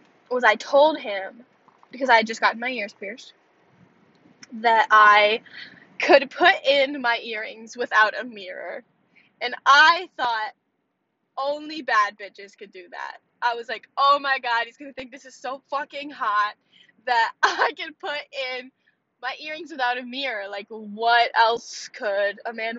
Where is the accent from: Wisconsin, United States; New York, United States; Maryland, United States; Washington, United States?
Wisconsin, United States; I'm just from Wisconsin